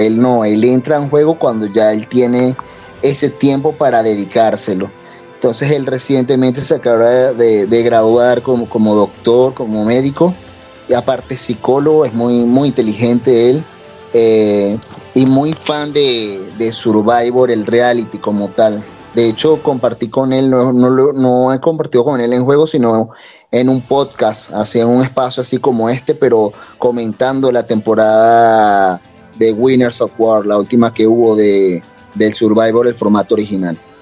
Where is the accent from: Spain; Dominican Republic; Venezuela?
Venezuela; now in Mexico; vivo en México y con los venezolanos porque soy de Venezuela